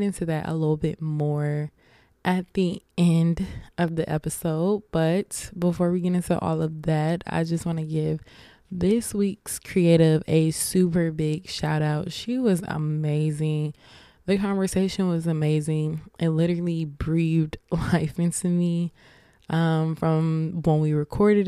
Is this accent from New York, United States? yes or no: no; Atlanta, Georgia, United States; I'm from Atlanta